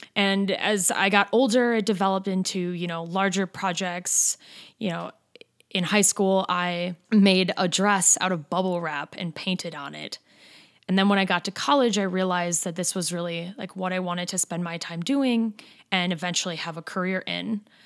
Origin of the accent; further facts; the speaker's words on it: Madison, Wisconsin, United States; our home state and basically in my hometown.